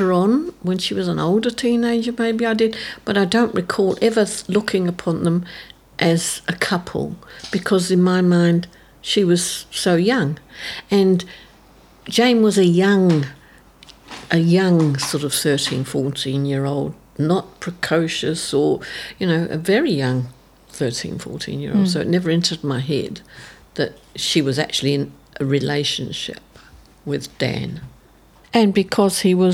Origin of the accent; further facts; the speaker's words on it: London, United Kingdom; moved away as an adult; now in Auckland, New Zealand; I was born in the East End of London, and it was tough.